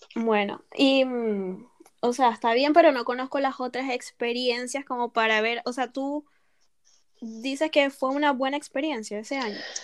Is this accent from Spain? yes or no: no; Venezuela; moved away as an adult; now in France; mi ciudad, en mi pueblito allá en Venezuela